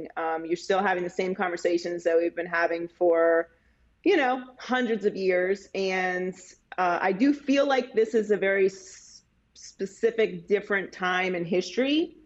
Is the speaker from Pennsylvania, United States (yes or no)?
yes; Pittsburgh, Pennsylvania, United States; I too am a bar hopper because I'm from Pittsburgh, Pennsylvania